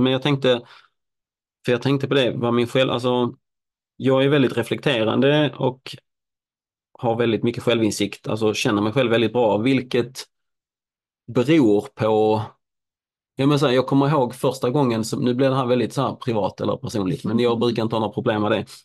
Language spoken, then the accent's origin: Swedish; Helsingborg, Skåne, Sweden; moved away; Helsingborg, min hemstad